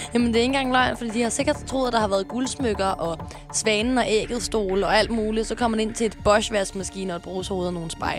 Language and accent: Danish; Sorø, Zealand, Denmark; Jeg er fra Sorø